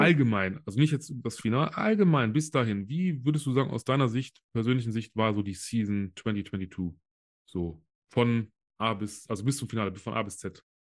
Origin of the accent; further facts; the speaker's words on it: Solingen, North Rhine-Westphalia, Germany; hier bei mir im, in Solingen, wo ich herkomme